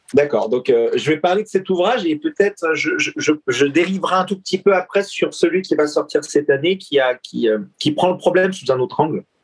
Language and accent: French; France; nous en tant que Français